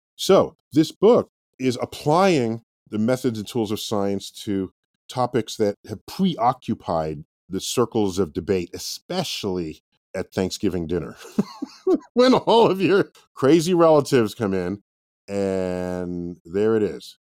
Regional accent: New York City, New York, United States; I'm born and raised in New York City, in the Bronx

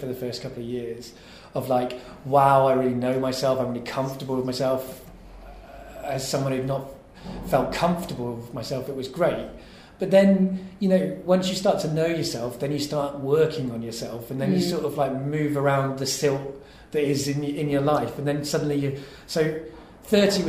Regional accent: King's Lynn, East of England, United Kingdom; place I lived at King's Lynn, where I was born in Norfolk

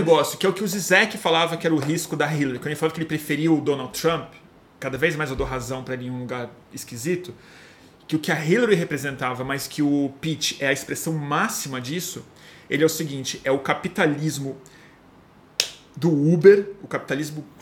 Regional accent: Brazil

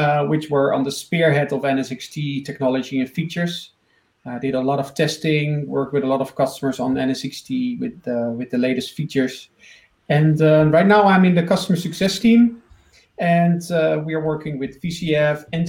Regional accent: Netherlands; I'm from the Netherlands.

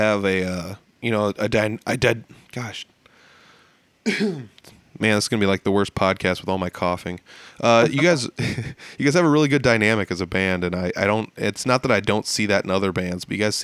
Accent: Humboldt, Iowa, United States; We played up in Humboldt, which is my hometown

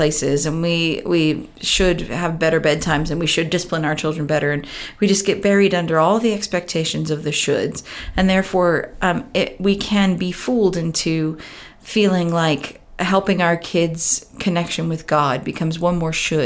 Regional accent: Southern California, United States; moved away as an adult; now in United Kingdom; I grew up in Southern California and moved here 18 years ago

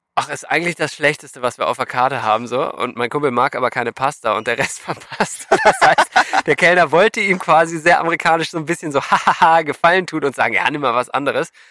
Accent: Germany; als Deutsche

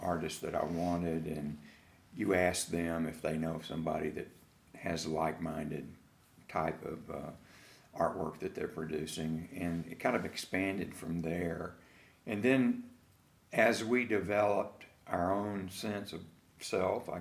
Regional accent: Fort Worth, Texas, United States; I am from Fort Worth

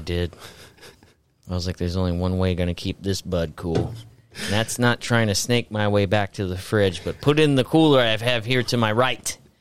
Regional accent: Florida, United States; growing up in Florida, my mom had sun cancer under her arm

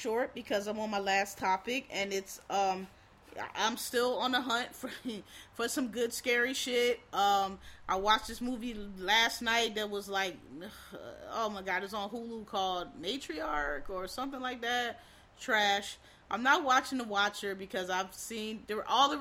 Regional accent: Pennsylvania, United States; I'm from Pennsylvania

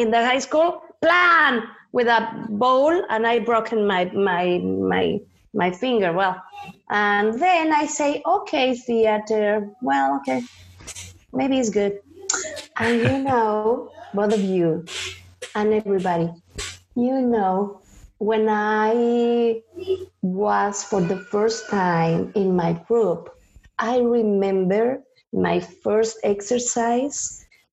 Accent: Toluca, State of Mexico, Mexico; English is a second language; moved away; I was born in Toluca, Estado de Mexico

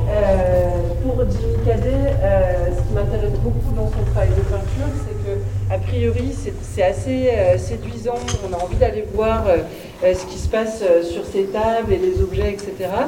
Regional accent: Réunion; lorsqu'on dit bah, je viens de la Réunion, tout ce que ça peut comporter comme réaction autour de soi

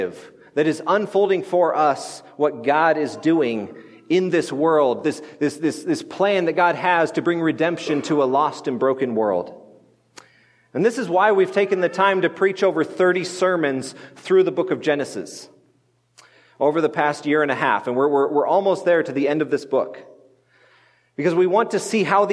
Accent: United States; I'm an American

